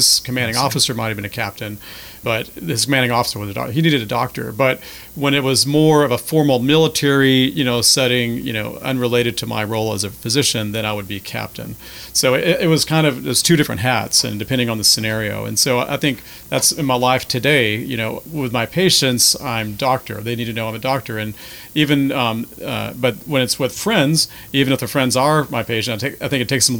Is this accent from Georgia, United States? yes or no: yes; Marietta, Georgia, United States; moved away as an adult; also born or lived in Florida / San Antonio, Texas / Pennsylvania; now in Lafayette, United States; I grew up in Marietta, Georgia, north of Atlanta, and I went to college at Florida State University